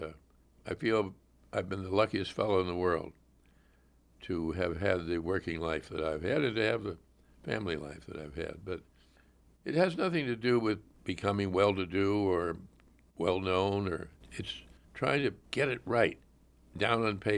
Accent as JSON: {"language": "English", "town": "Pittsburgh", "region": "Pennsylvania", "country": "United States", "tie": "born or raised there", "said": "River in Pittsburgh, Pennsylvania, with my name on it, that's riding high. And I'm ever grateful to my hometown for doing that. And I come back as often as I can, and I see a few old friends, and I like to go out and see the house I grew up"}